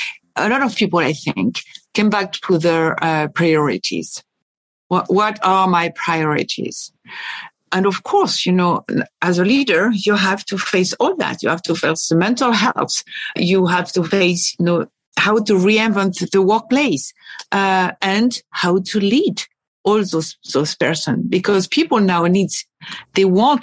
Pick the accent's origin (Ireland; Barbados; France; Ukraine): France; also born or lived in Paris / Boston; I was born and raised in France, both in Paris and at the countryside